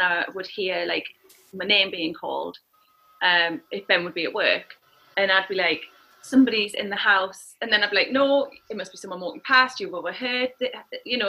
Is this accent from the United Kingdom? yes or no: yes; Newcastle upon Tyne, North East England, United Kingdom; moved away; I'm from Newcastle